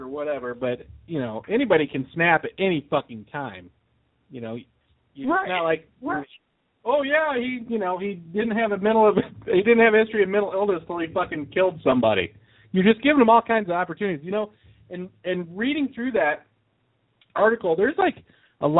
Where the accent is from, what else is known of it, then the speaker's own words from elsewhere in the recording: Indiana, United States; my hometown of Indiana